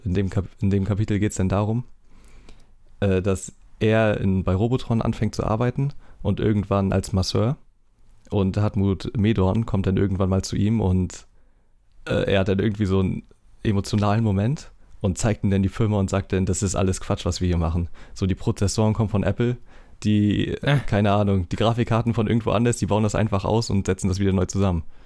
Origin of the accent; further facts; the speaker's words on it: East Germany, Germany; ich komme halt aus dem Osten